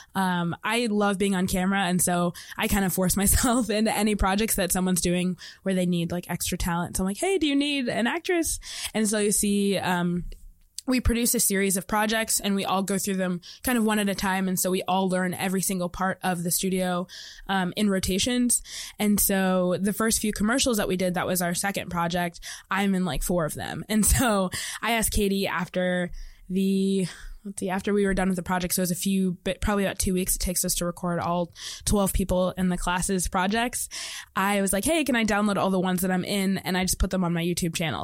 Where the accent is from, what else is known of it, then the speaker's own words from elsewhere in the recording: Indianapolis, Indiana, United States; I'm from Indianapolis, Indiana.